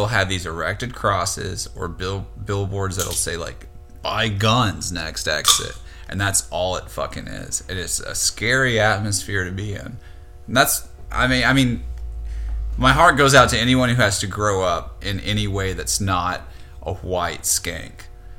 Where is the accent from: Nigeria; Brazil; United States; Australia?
United States; the South; Growing up in the South as a weird kid myself, like, means a lot to us to be able to participate in it.